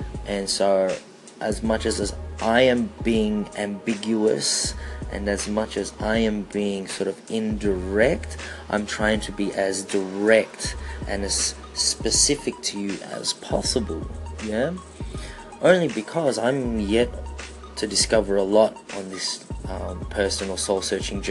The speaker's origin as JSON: {"language": "English", "country": "Australia", "also_born_or_lived": "Philippines", "said": "being Filipino Australian"}